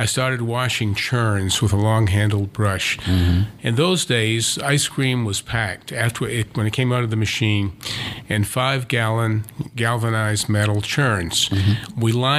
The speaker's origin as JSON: {"language": "English", "town": "Savannah", "region": "Georgia", "country": "United States", "tie": "born or raised there", "moved": "yes", "said": "growing up in Savannah was idyllic in those days"}